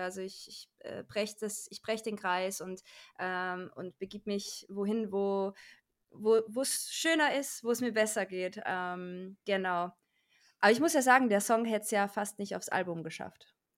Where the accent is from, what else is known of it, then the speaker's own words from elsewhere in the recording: Austria; moved away as an adult; also born or lived in Salzburg; now in Cologne, Germany; Ich komme ursprünglich aus Österreich